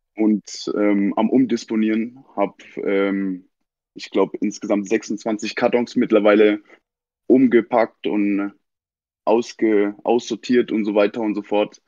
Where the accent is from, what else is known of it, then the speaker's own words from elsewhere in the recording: Mannheim, Baden-Württemberg, Germany; Ich bin in the surgery geboren in Mannheim